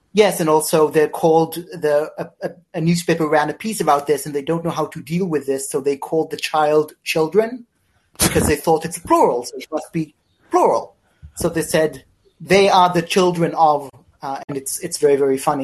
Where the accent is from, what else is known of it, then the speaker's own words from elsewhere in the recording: Israel; I'm from Israel